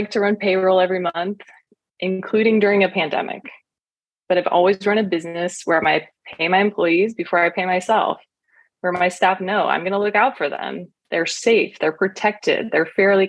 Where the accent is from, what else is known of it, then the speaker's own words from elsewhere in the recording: Oregon, United States; I was born and raised here in Oregon.